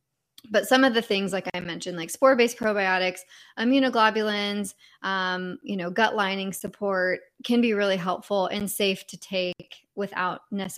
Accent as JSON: {"language": "English", "region": "California", "country": "United States", "said": "I'm originally from California, so I'm just used to the sun all year long, which I know is not normal."}